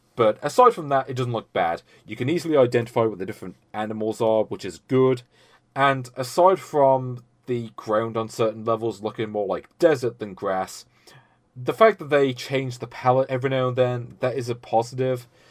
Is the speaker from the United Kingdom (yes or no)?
yes; United Kingdom; I'm British